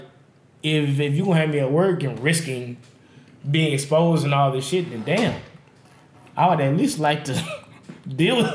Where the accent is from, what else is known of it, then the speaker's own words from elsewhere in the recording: Las Vegas, Nevada, United States; I'm born and raised in Las Vegas